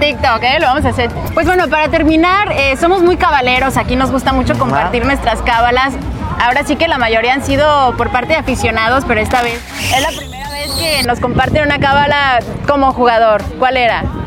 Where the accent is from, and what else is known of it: Mexico